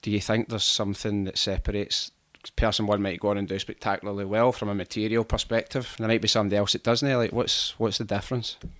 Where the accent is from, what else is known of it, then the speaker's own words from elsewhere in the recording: Glasgow, Scotland, United Kingdom; I'm from Rob Royston, so it's like a fifteen minute drive away